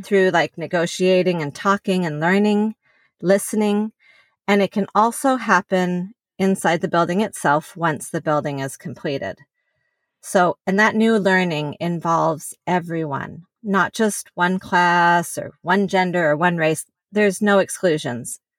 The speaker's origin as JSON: {"language": "English", "town": "Salt Lake City", "region": "Utah", "country": "United States", "tie": "born or raised there", "also_born_or_lived": "California", "said": "I was born in California, but was mostly, uh, raised in Salt Lake City. We moved there when I was pretty young"}